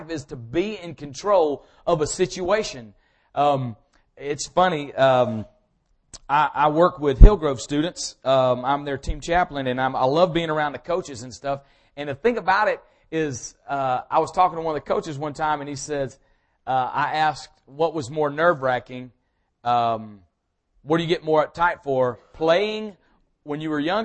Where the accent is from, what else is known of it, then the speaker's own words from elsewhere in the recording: Powder Springs, Georgia, United States; I grew up in this area. I'm from Powder Springs